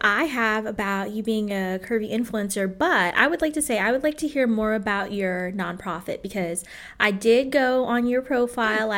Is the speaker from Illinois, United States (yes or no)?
yes; Illinois, United States; I grew up in Illinois